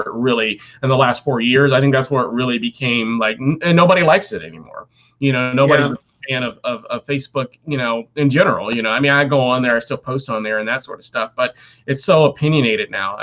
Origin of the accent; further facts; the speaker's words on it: United States; I'm American